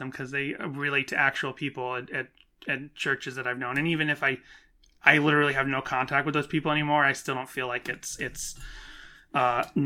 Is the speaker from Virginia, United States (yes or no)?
no; Boston, Massachusetts, United States; growing up in the Boston area